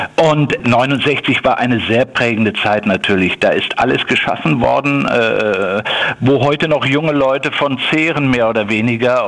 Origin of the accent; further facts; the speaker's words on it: Ruhr area, North Rhine-Westphalia, Germany; ich bin natürlich ein Kind des Ruhrgebiets